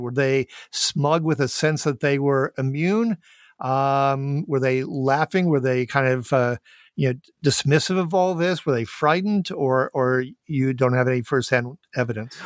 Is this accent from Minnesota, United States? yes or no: yes; Minneapolis, Minnesota, United States; I am indeed from Minneapolis, Saint Paul